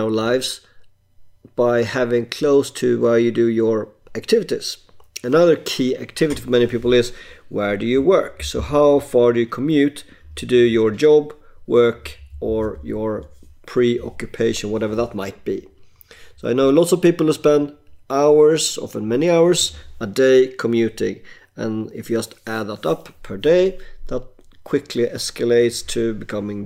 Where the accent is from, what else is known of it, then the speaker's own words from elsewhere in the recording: Sweden; moved away as an adult; I emigrated away from Sweden around 2007-08